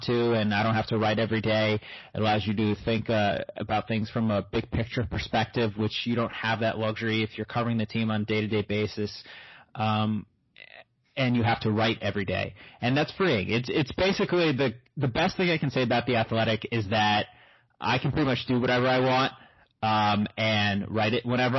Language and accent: English; United States; also born or lived in Brooklyn, New York / New Jersey; I grew up in Brooklyn and Jersey